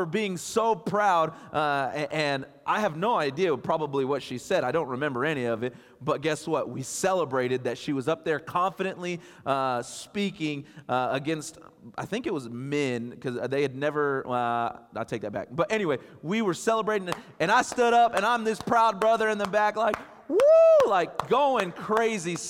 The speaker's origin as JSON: {"language": "English", "town": "Borger", "region": "Texas", "country": "United States", "moved": "yes", "lives_now": "Midland, United States", "said": "I'm from Borger, Texas"}